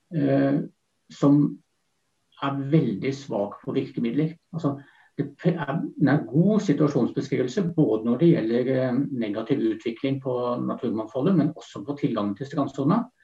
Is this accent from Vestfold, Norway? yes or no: yes; Vestfold, Norway; jeg vokste opp i Vestfold